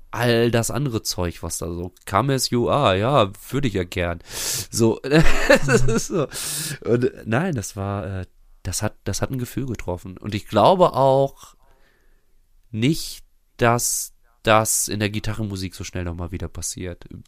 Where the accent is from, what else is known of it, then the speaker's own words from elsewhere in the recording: Bünde, North Rhine-Westphalia, Germany; also born or lived in Bielefeld; meiner Heimatstadt Bünde